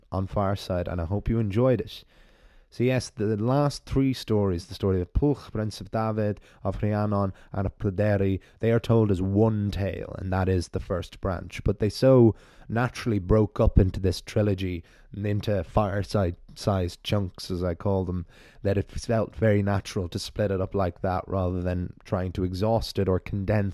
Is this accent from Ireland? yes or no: yes; Ireland; accent: Irish; my Irish storyteller voice